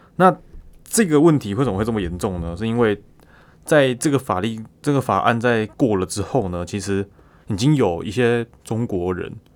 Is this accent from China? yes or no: no; Taiwan; 可能很多我们台湾人